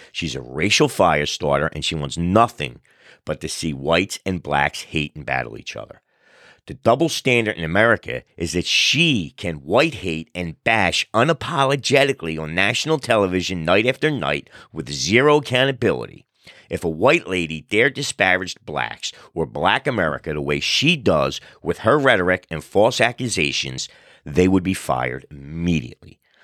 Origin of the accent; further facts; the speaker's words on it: New Jersey, United States; also born or lived in South Philadelphia, Pennsylvania; we settled in Philadelphia, outgrew the row home, moved to South Jersey where I grew up